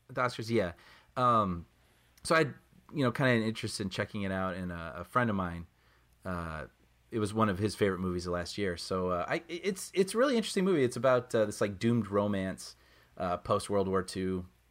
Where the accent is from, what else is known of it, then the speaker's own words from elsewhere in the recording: Chicago, Illinois, United States; growing up in Chicago